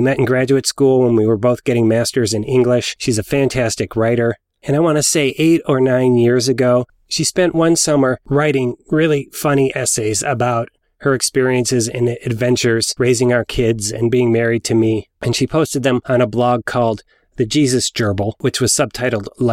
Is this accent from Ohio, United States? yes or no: yes; Ohio, United States; my home state of Ohio